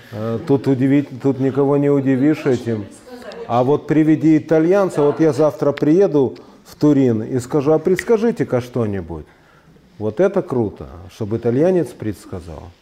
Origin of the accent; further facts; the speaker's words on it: Ukraine; now in Russia; Это сознательно, потому что я, хоть русский, я вырос на Украине – и очень люблю этот народ и эту культуру, и неплохо ее знаю. Я окончил украинскую школу.